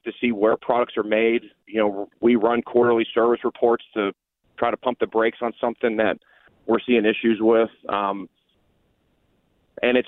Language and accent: English; Newton, Iowa, United States; I grew up in Newton, Iowa, which is where Maytag was manufactured up until about 2003